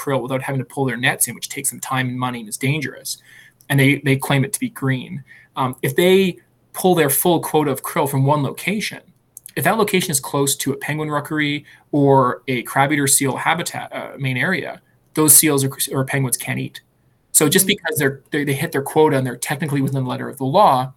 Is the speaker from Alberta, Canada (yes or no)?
yes; Alberta, Canada; moved away; I'm from Alberta